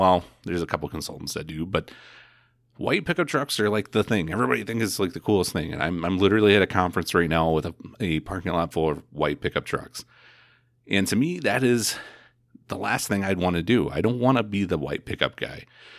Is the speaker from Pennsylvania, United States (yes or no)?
no; Indiana, United States; I mean, I came from Indiana.